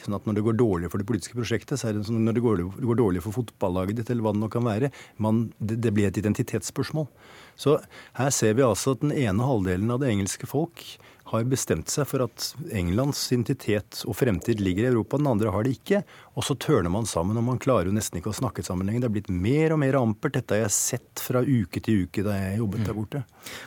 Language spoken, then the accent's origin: Norwegian; Norway; jeg som nordmann